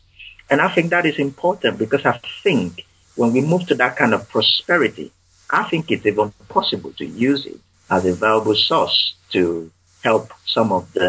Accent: United Kingdom; Obviously, we are British. We don't talk about faith and finance.

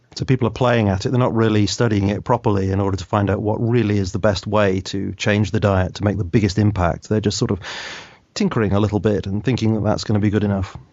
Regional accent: United Kingdom; I'm a Brit, so I'm bound to say aspartame occasionally rather than aspartame.

